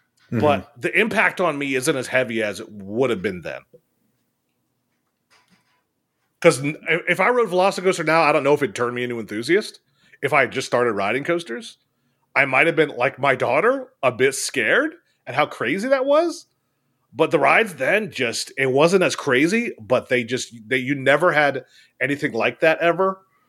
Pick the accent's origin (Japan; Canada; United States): United States; Michigan; I'm from Michigan.